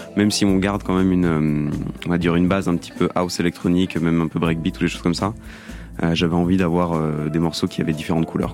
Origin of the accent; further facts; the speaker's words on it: Belgium; now in Paris, France; je viens de Belgique, donc je suis retourné en Belgique pendant